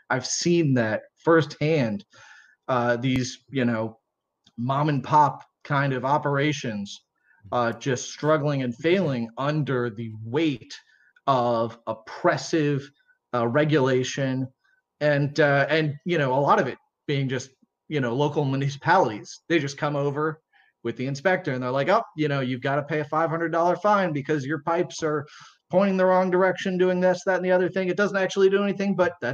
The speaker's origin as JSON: {"language": "English", "region": "Maryland", "country": "United States", "tie": "born or raised there", "said": "I mean, I, I grew up mostly overseas, but from high school age on, like, you know, I, I grew up in Maryland."}